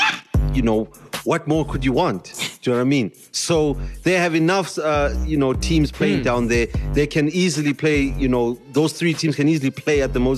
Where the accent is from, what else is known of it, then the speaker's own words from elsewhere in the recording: Soweto, Gauteng, South Africa; as somebody that was born and raised in Soweto